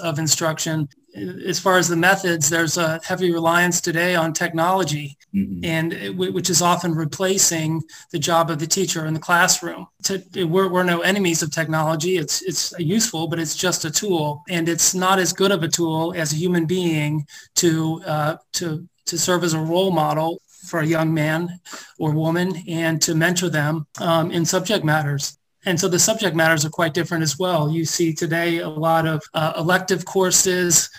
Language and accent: English; Cincinnati, Ohio, United States; I'm a native Cincinnatian, grew up here